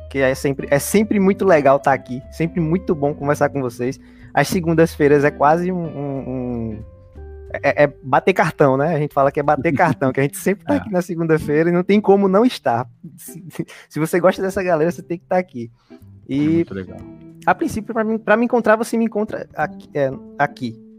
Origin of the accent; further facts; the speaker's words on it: Paulo Afonso, Bahia, Brazil; Não, é, eu não saí de Paulo Afonso até completar os meus 18 anos.